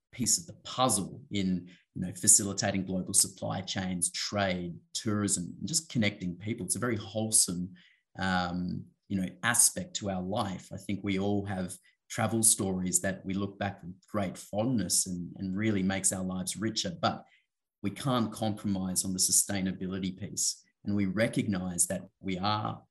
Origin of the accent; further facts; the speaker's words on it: Western Australia, Australia; I was fortunate to grow up and actually have some very sort of close experiences with some of the native title owners of various parts of Western Australia